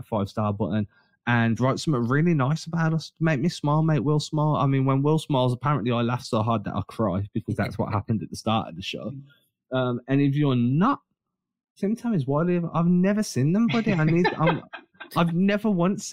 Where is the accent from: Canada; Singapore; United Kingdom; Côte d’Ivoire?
United Kingdom; England; we're English